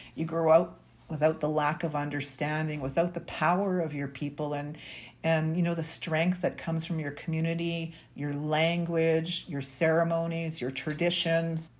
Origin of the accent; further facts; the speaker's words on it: Winnipeg, Manitoba, Canada; I was born and raised here in Winnipeg, Manitoba.